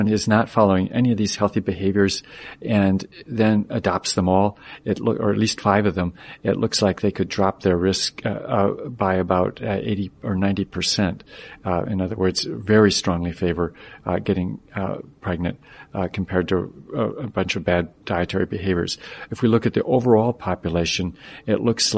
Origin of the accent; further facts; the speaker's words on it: Michigan, United States; moved away; I grew up in Michigan